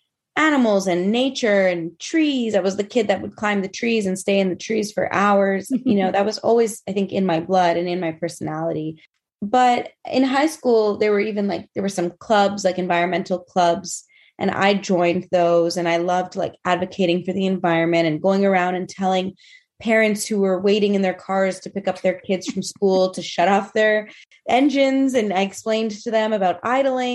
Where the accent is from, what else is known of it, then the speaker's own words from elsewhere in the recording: Montreal, Quebec, Canada; I am from Montreal, currently living in Montreal